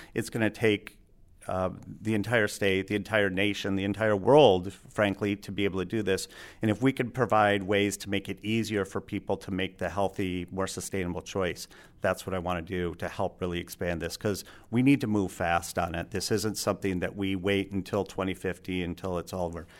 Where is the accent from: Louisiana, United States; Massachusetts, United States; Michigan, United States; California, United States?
Michigan, United States; Alpena; also born or lived in Grosse Pointe, Michigan / Ann Arbor, Michigan / Traverse City, Michigan; I grew up in Alpena